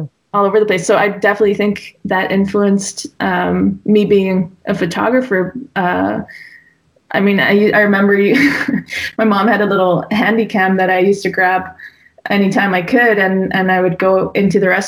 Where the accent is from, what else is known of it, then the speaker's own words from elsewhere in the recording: Damme, Flanders, Belgium; first language English; also born or lived in Bruges; now in Ghent, Belgium; I grew up in Damme, which is about 45 minutes from here, and always went to school in Bruges